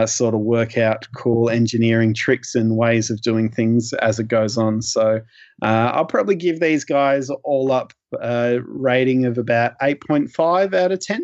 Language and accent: English; Australia; as an Australian collector